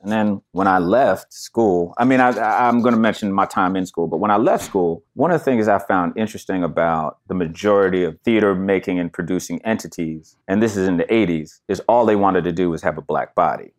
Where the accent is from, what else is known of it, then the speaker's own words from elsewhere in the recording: New Jersey, United States; I was born in New Jersey